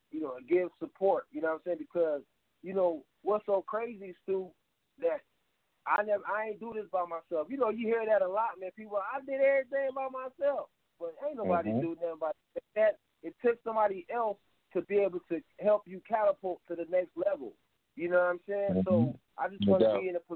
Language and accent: English; Toledo, Ohio, United States; I was born here in America in Toledo, Ohio